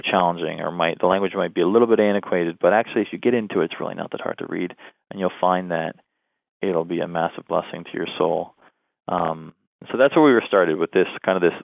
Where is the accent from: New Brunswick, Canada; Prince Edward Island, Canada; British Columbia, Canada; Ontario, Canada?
Ontario, Canada; southwestern; moved away as an adult; also born or lived in Southern United States; now in northern United States; I was raised Roman Catholic um, in southwestern Ontario, Canada. So I'm Canadian